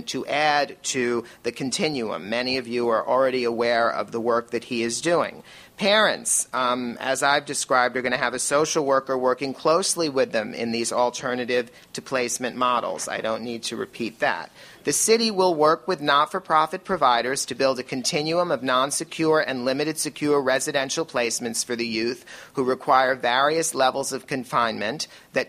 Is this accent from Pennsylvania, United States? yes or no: no; New York City, New York, United States; I am a New Yorker through and through